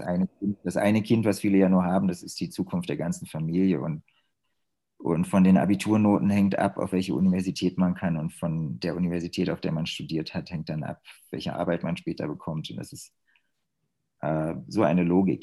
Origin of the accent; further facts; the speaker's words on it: Germany; moved away as an adult; now in China; als Deutscher